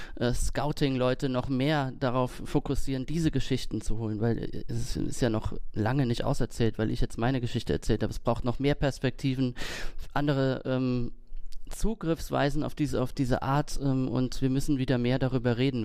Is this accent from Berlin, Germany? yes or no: no; Kaiserslautern, Rhineland-Palatinate, Germany; moved away; nach Kaiserslautern, wo ich herkomme